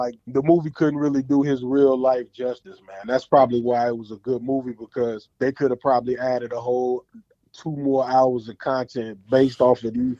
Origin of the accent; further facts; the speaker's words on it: Cairo, Illinois, United States; now in Virginia, United States; You know, if you know me, you know me by that. I'm from the 618, man. I'm from Cairo, but I'm out here in VA 757.